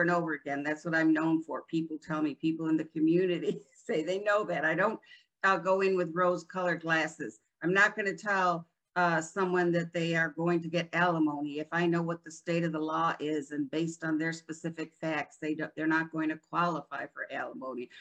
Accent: Rochester, New York, United States; moved away as an adult; also born or lived in Florida; now in New Port Richey, United States; I'm originally from Rochester, New York

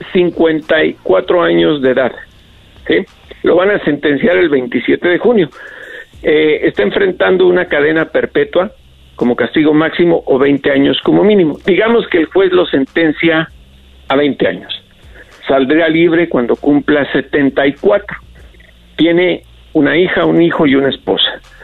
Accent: Mexico; como mexicano

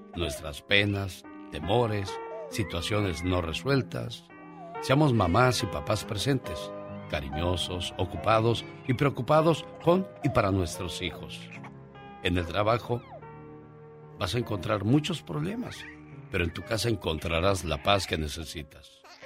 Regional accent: Cuernavaca, Morelos, Mexico; moved away as an adult; now in United States; yo vengo de Cuernavaca, Morelos.

